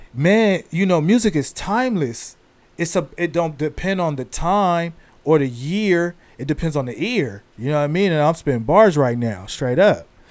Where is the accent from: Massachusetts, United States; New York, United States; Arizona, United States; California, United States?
California, United States; San Diego; I'm from San Diego, California, East East San Diego, uh, Southeast San Diego, Spring Valley